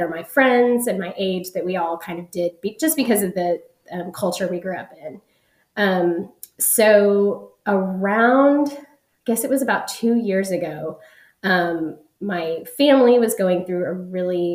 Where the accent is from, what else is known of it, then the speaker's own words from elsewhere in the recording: Dallas, Texas, United States; I am from North Dallas in Texas in the United States.